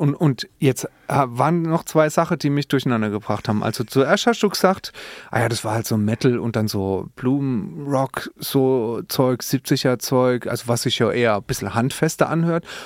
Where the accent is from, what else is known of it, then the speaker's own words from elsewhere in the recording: Speyer, Rhineland-Palatinate, Germany; in Speyer geboren. Ja, ne, zum Beispiel ich